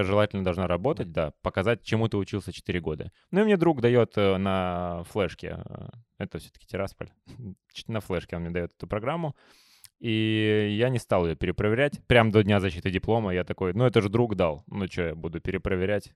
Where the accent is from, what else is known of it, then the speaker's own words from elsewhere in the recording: Moldova; мы, комики из Молдовы